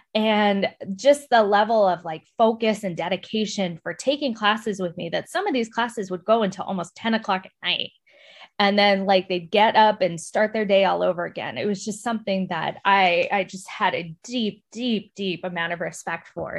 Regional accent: El Paso, Texas, United States; moved away as an adult; also born or lived in San Antonio, Texas / Iowa; I was born and raised in El Paso

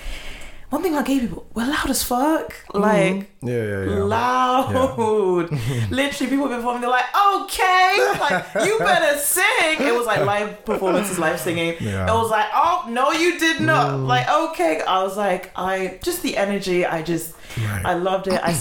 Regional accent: London, United Kingdom; I'm from Northwest, you know, I have to rep it

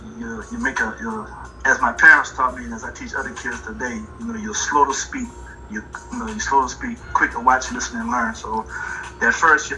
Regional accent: LaPlace, Louisiana, United States; moved away as an adult; also born or lived in Orlando, Florida; I'm originally from La Place, Louisiana. Graduated from Destrehan High School

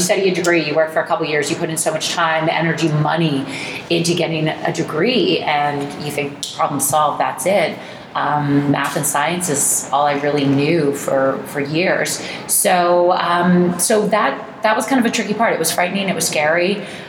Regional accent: Oakville, Ontario, Canada; also born or lived in New Jersey, United States; I was just born there, down there, and I grew up in Oakville

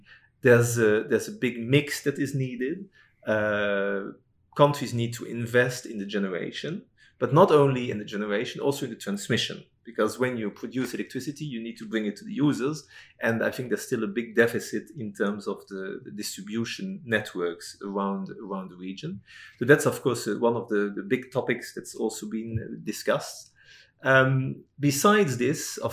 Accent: Netherlands; moved away as an adult; now in Singapore; I'm from Holland

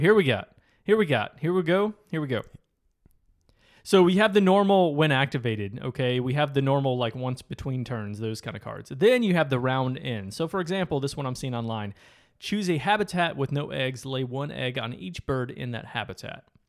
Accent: Michigan, United States; growing up in Michigan

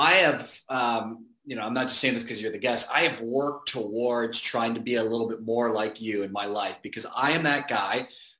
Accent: Canada; And maybe as a Canadian, I'm too polite.

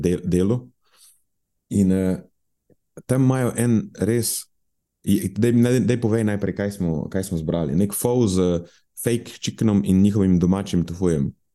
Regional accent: Murska Sobota, Pomurje, Slovenia; moved away; iz mojega kraja, v Murski soboti

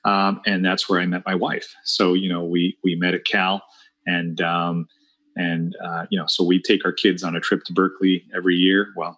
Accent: La Paz, Bolivia; born there; So I'm Bolivian born. I was born in La Paz, Bolivia.

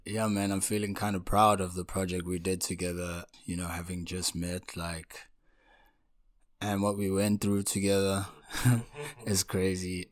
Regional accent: Pietermaritzburg, KwaZulu-Natal, South Africa; I was born in a town called Pietermaritzburg in province of KwaZulu-Natal.

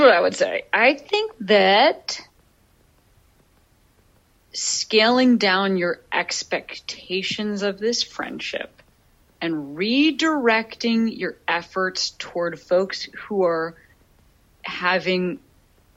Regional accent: Chicago, Illinois, United States; Chicago, my hometown.

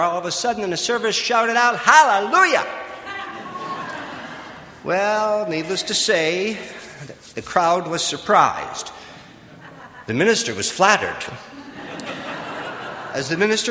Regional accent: Wausau, Wisconsin, United States; moved away; I was born and raised in Wausau, Wisconsin, just about 200 miles east of here.

